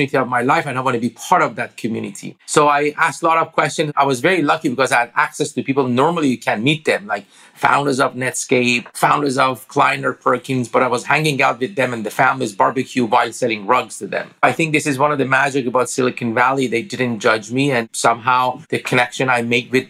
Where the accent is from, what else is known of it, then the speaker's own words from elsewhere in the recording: Iran; English is a second language; moved away as an adult; now in United States; I grew up in Iran.